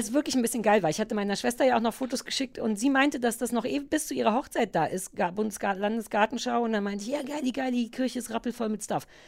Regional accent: Berlin, Germany; ich als Berliner

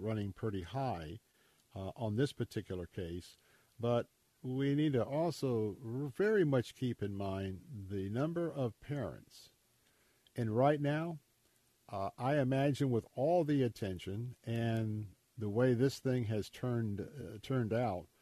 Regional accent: Tampa, Florida, United States; where I grew up here in Tampa

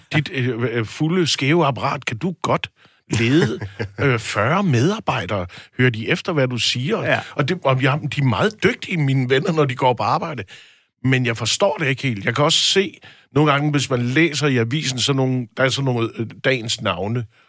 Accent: Aarhus, Central Denmark Region, Denmark; moved away; jeg var i Aarhus, Øh, hvor jeg kommer fra

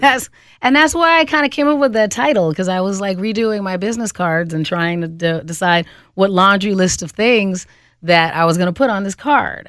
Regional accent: Phoenix, Arizona, United States; moved away as an adult; now in Twin Cities, United States; I grew up in Phoenix and then moved here to the Twin Cities in, uh, the mid-nineties

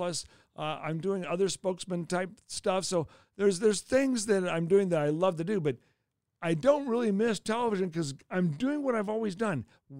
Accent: Los Angeles, California, United States; I grew up out in the San Fernando Valley, in the West Valley, Canoga Park, Woodland Hills out there in the West Valley.

